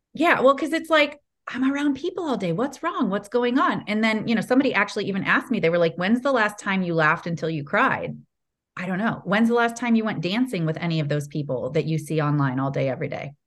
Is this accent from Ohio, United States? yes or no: yes; Ohio, United States; moved away as an adult; also born or lived in California; I grew up in Ohio.